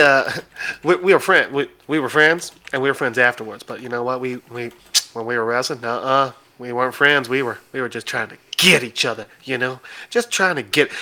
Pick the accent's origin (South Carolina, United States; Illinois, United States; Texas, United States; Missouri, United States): Illinois, United States; I'm from Illinois